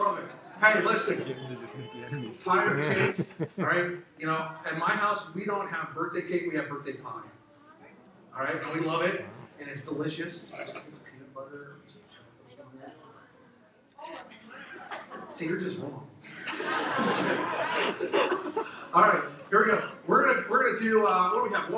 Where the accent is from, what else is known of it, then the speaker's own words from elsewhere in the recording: the South, United States; I grew up in the South